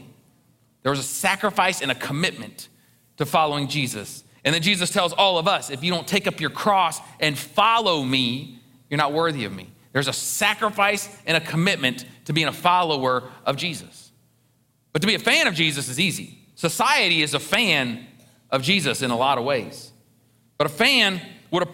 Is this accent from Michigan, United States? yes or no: no; Ohio, United States; I grew up in Ohio.